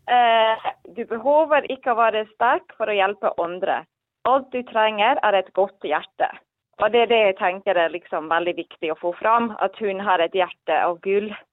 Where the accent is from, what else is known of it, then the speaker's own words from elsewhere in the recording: Sunnmøre, Møre og Romsdal, Norway; accent: Sunnmøre; jeg er ordentlig sunnmøring